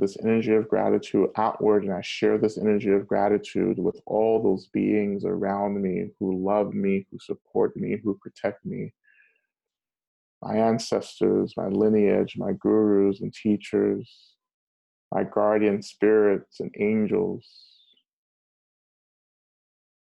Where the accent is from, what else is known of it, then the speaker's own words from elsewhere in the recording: North Georgia, United States; So I grew up in Georgia, North Georgia